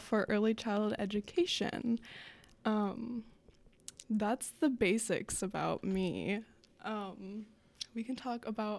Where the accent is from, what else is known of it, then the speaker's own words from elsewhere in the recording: Omaha, Nebraska, United States; I am from Omaha.